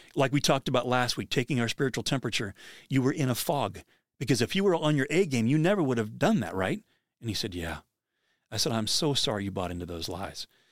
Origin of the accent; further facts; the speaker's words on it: Pennsylvania, United States; I grew up in Pennsylvania